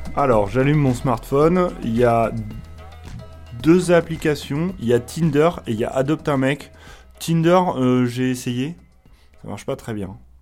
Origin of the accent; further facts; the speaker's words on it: Pays de la Loire, France; now in Paris, France; je viens euh, des Pays de la Loire, maintenant je travaille à Paris